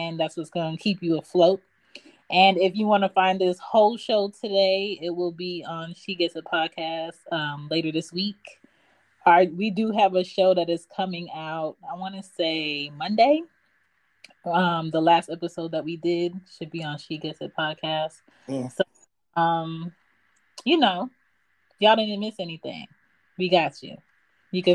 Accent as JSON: {"language": "English", "town": "Philadelphia", "region": "Pennsylvania", "country": "United States", "moved": "yes", "lives_now": "Atlanta, United States", "said": "I'm from Philly, but I'm in Atlanta."}